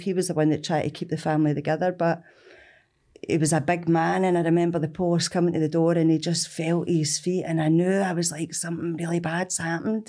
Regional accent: Glasgow, Scotland, United Kingdom; also born or lived in Bishopbriggs; growing up in Springburn, Evans Park Street.

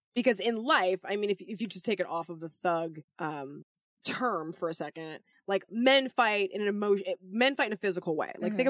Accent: United States; we as an American society

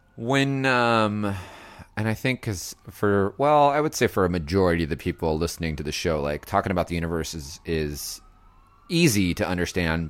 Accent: Los Angeles, California, United States; moved away as an adult; now in San Francisco, United States; it's my hometown

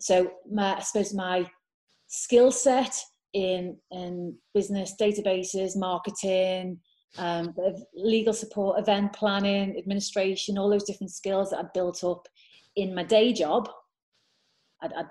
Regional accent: Liverpool, North West England, United Kingdom; I'm from Liverpool. I grew up in Liverpool

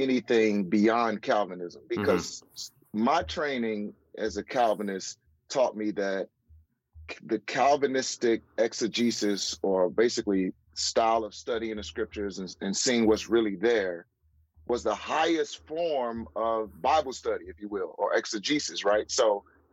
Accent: St. Louis, Missouri, United States; St. Louis, which is my hometown

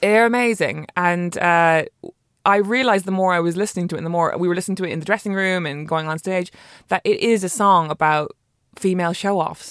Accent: Ireland; I'm Irish

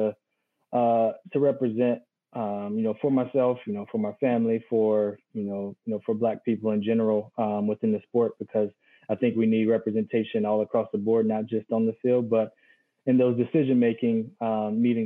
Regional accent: North Carolina, United States; moved away; my hometown state

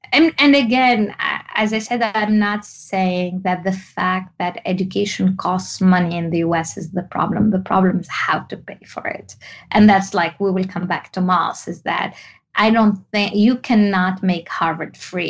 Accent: Tunisia; English is a second language; moved away as an adult; also born or lived in France; my story is growing up in Tunisia. I am actually Tunisian

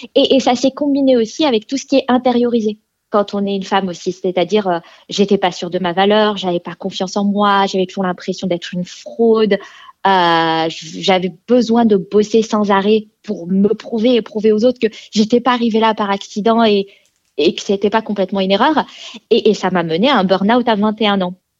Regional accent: France; moved away as an adult; now in Sweden; je suis euh, née en France. Je vis maintenant en Suède, mais je suis née en France

